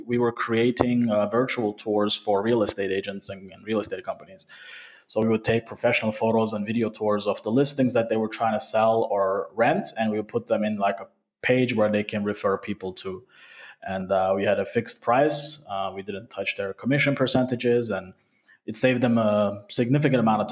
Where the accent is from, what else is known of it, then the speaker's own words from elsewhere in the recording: Turkey; also born or lived in Sweden / Canada; now in Vienna, Austria; I was born and raised in Turkey